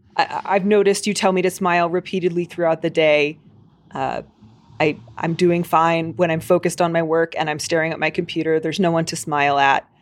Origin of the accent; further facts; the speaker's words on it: Chicago, Illinois, United States; accent: Chicago; My stupid Chicago accent's gonna come back